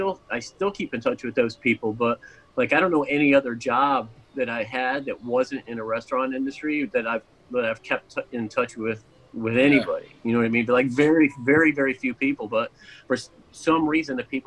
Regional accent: Orlando, Florida, United States; also born or lived in Niagara Falls; My family moved down here in the mid-80s. And I hung out kind of like, I was here through school

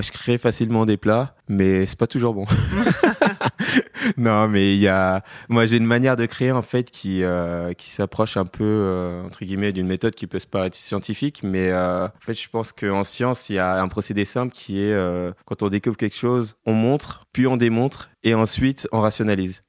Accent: Paris, Île-de-France, France; je suis parisien de cœur et de sang. J'ai toujours vécu qu'à Paris

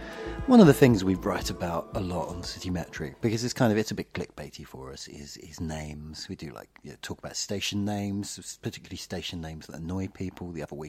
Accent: London, United Kingdom; I grew up on a road called Cranham Road.

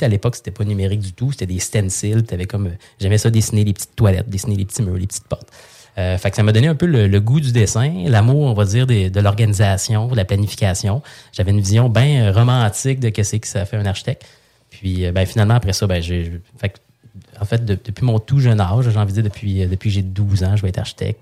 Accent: Saint-Hyacinthe, Quebec, Canada; moved away; je viens de Saint-Hyacinthe, je viens d'une famille

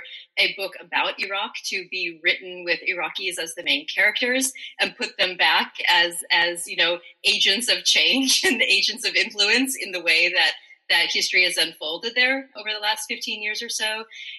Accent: United States; as an American, I come from a long line of military officers.

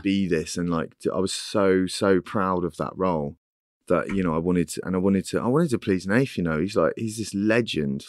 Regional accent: Cornwall, South West England, United Kingdom; moved away as an adult; now in London, United Kingdom; I'm Cornish

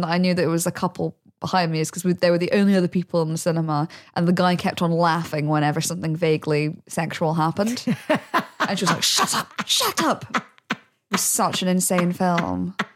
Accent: United Kingdom; now in London, United Kingdom; I grew up in the Midlands

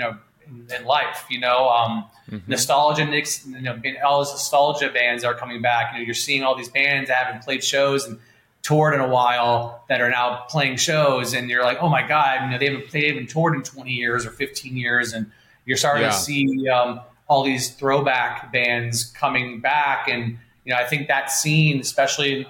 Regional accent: West Palm Beach, Florida, United States; I'm from West Palm Beach, Fort Lauderdale area

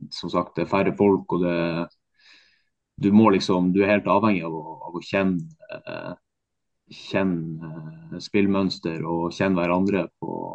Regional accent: Bodø, Nordland, Norway; moved away; also born or lived in Tromsø; jeg kommer fra Bodø og har spilt i Tromsø

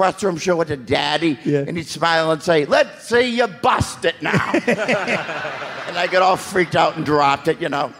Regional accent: Boston, Massachusetts, United States; I'm from Boston

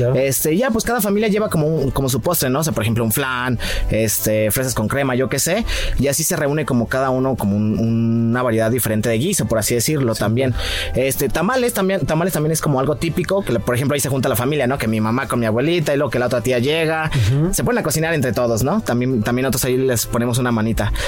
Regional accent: Jalisco, Mexico; mi tierra, Jalisco

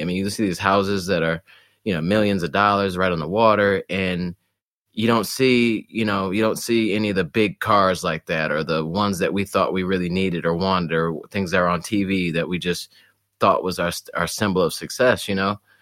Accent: Detroit, Michigan, United States; moved away; also born or lived in Poughkeepsie, New York; we moved to Detroit, actually, um, when I was, like, five or so

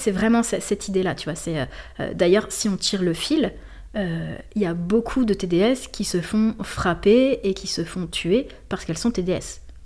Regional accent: Lille, Hauts-de-France, France; also born or lived in Marseille; jusqu'à 15 ans, j'ai grandi à Lille, euh, dans un quartier.

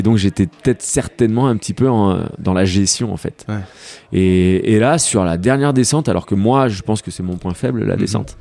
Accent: Rennes, Brittany, France; now in Annecy, France; je suis breton, donc je suis de Rennes

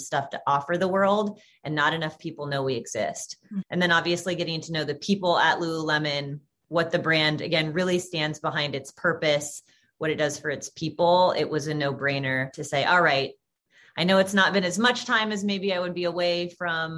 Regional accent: Portland, Oregon, United States; moved away as an adult; also born or lived in San Francisco / Corvallis; now in Los Angeles, United States; I am born and raised Portland, Oregon. So Pacific Northwest gal

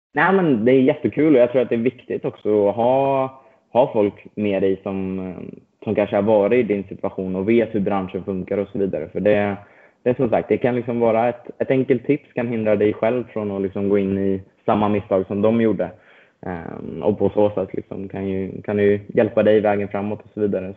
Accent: Stockholm, Stockholm County, Sweden; moved away as an adult; now in United States; född och uppvuxen i, eh, i Stockholm

